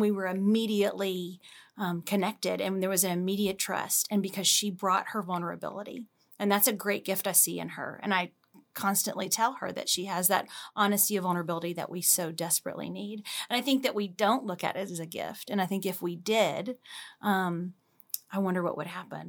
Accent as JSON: {"language": "English", "region": "Louisiana", "country": "United States", "moved": "as an adult", "lives_now": "Dallas, United States", "said": "I'm initially from Louisiana"}